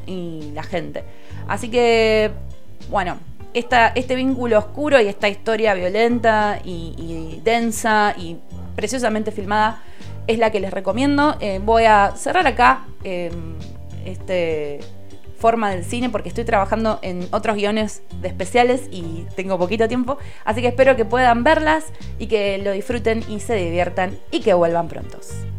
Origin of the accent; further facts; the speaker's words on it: Lomas de Zamora, Buenos Aires Province, Argentina; yo soy de, Loma de Zamora